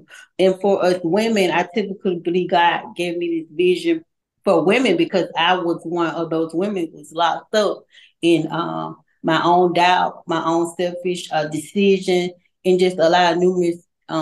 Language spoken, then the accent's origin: English; Montgomery, Alabama, United States; I was born in Montgomery, Alabama. I attended Robert E. Lee High School